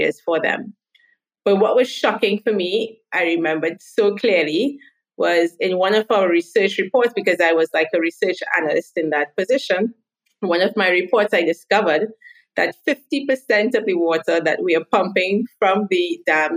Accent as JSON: {"language": "English", "country": "Trinidad & Tobago", "first_language": "English", "moved": "as an adult", "lives_now": "Israel", "said": "I am originally from Trinidad and Tobago. It's a small little island in the Caribbean, but I now live in Israel"}